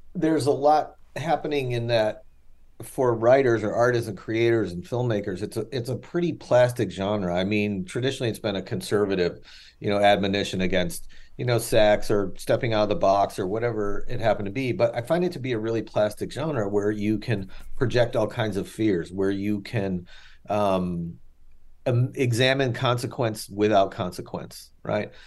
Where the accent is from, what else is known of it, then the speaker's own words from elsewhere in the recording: Chicago, Illinois, United States; I'm from Chicago